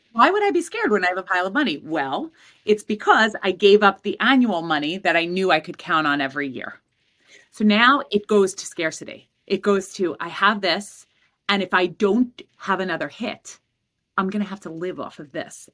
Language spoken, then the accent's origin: English; New York City, New York, United States; I grew up in Queens